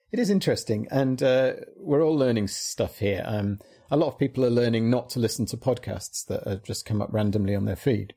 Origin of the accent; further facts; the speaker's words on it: United Kingdom; we're British